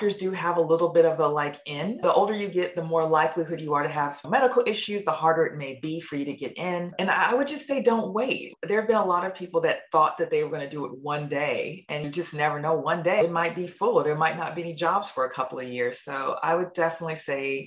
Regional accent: United States; accent: American; moved away as an adult; also born or lived in New Zealand; now in Melbourne, Australia; that American accent

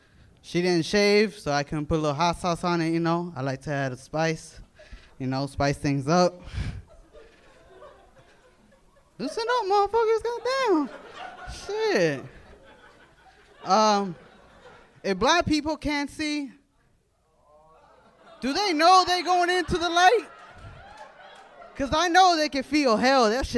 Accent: United States; born there; Nah, I'm white. I was born here in America, so.

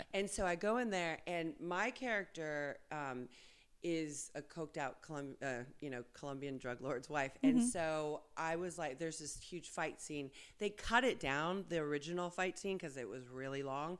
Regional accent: West Covina, California, United States; also born or lived in Argentina; I'm a girl from like dirt roads and donkeys in Argentina, and I grew up in West Covina here in mm-hmm. San Gabriel Valley

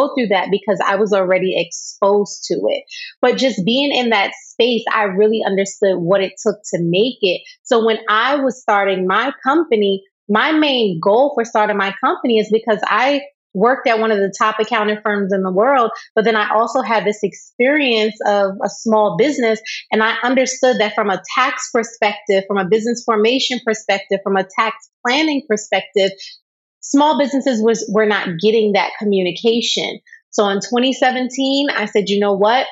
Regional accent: New York, United States; I'm from New York

